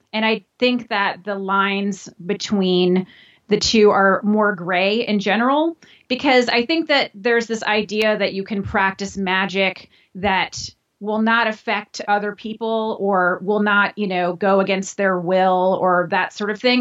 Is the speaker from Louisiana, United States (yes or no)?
yes; New Orleans, Louisiana, United States; now in New York City, United States; I grew up in New Orleans, Louisiana